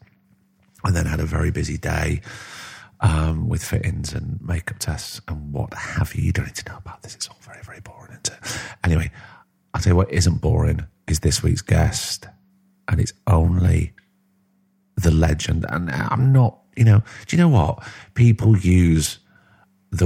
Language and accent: English; Blackpool, North West England, United Kingdom; when I was growing up, growing up in Blackpool